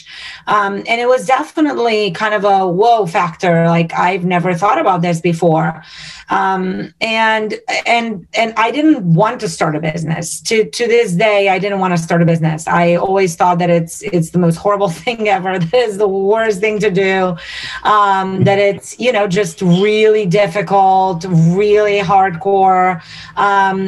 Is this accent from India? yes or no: no; Romania; now in United States; I'm born and raised in Romania